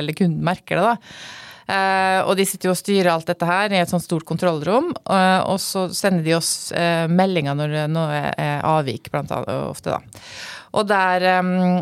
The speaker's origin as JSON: {"language": "Norwegian", "town": "Fræna", "region": "Møre og Romsdal", "country": "Norway", "moved": "as an adult", "lives_now": "Oslo, Norway", "said": "som du hører på dialekta mi, så er jeg da opprinnelig fra Frena utafor Molde, i Romsdal"}